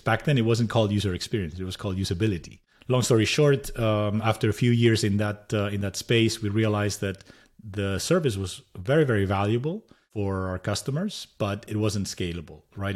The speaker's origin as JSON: {"language": "English", "town": "Madrid", "region": "Community of Madrid", "country": "Spain", "also_born_or_lived": "San Jose, United States", "second_language": "English", "moved": "as an adult", "lives_now": "United States", "said": "I'm originally from Madrid, Spain"}